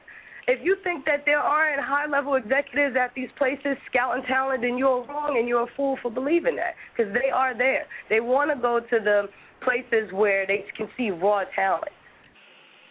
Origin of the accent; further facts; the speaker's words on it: New Jersey, United States; I always say I'm from Jersey